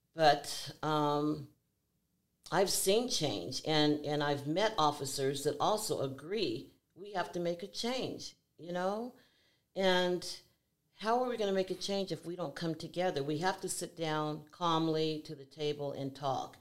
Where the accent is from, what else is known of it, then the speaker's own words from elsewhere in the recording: Seattle, Washington, United States; I was born and raised here in Seattle, Washington.